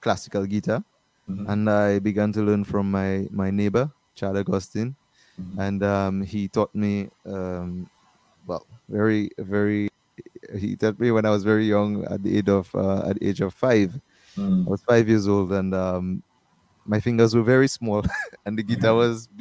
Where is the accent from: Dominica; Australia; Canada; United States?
Dominica; I'm from Dominica. Born in Dominica, Princess Margaret Hospital. I live at Wallhouse, Wallows.